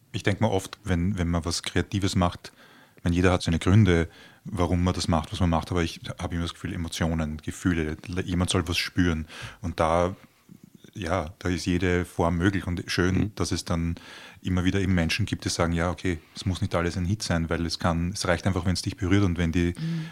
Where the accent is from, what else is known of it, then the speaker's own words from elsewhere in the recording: Baden, Lower Austria, Austria; moved away; Ich komme ja aus Baden